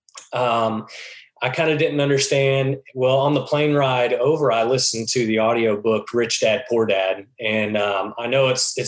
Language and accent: English; Texas, United States; moved away as an adult; also born or lived in Dallas, Texas; now in Missouri, United States; I grew up in Texas